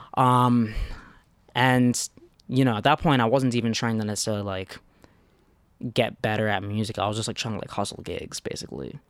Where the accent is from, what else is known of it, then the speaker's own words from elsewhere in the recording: New York, United States; I'm from New York